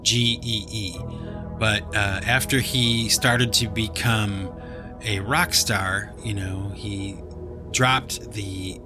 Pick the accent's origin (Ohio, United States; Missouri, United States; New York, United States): Ohio, United States; Cleveland; When I was a little kid growing up in Cleveland, Ohio, you know, the shores of Lake Erie, the North Coast